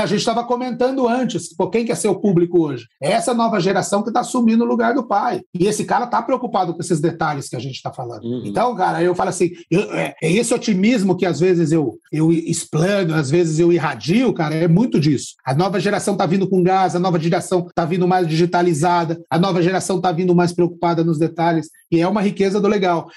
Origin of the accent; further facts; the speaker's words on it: Barrinha, São Paulo, Brazil; now in Ribeirão Preto, Brazil; Hoje eu moro em Ribeirão Preto, mas eu sou de uma cidade é aqui, de Barrinha